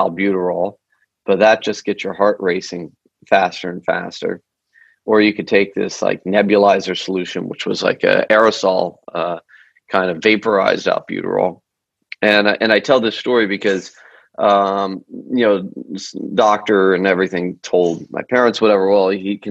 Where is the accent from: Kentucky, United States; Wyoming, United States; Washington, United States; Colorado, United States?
Colorado, United States; Denver; also born or lived in Boulder; I grew up in Denver